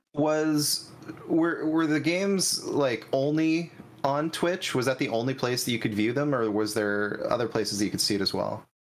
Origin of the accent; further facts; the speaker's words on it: Northern California, United States; I'm the true Northern California. I mean, I'm an I'm an hour away from the Oregon border.